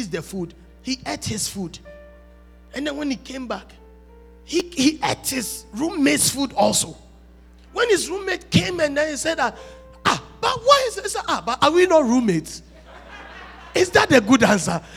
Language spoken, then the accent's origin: English; Ghana; I'm a Ghanaian